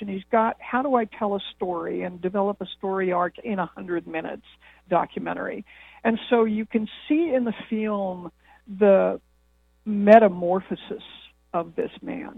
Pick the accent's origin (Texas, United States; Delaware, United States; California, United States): California, United States; Los Angeles; moved away as an adult; also born or lived in Austin; I grew up in Los Angeles in the 50s and 60s